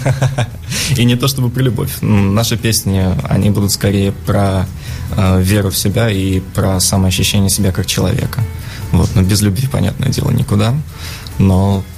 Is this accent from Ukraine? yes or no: no; Russia; мы из России